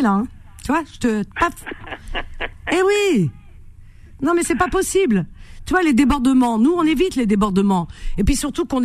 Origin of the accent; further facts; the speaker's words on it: Algeria; même si c'est mon pays d'origine, il y a des choses qui me plaisent et puis d'autres pas. C'est pour ça que, voilà, si vraiment tout était parfait, j'y serais complètement. Non, j'adore euh, l'Algérie